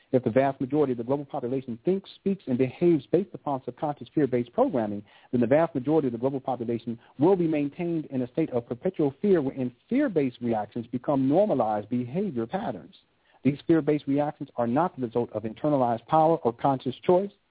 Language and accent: English; Southern California, United States; I grew up in Southern California, and I grew up during the advent of gangster rap